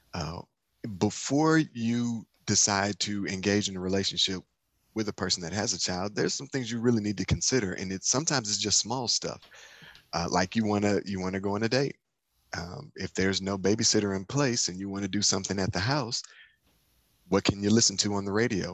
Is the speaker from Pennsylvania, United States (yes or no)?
no; Detroit, Michigan, United States; in Detroit, my hometown